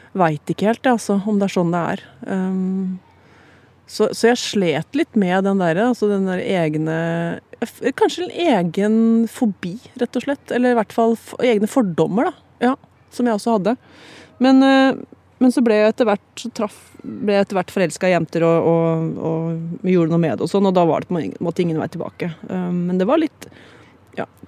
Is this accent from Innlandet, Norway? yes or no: yes; Hamar, Innlandet, Norway; jeg er jo fra Hamar